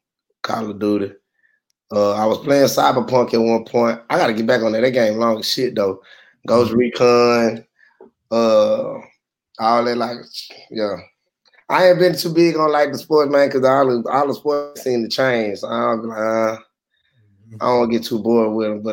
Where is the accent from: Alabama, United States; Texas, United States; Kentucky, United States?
Texas, United States; Houston; I'm from the South Side